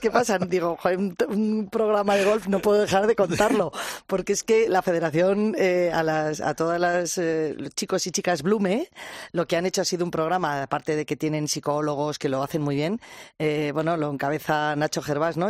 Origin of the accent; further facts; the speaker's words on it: Cercedilla, Community of Madrid, Spain; soy de Cercedilla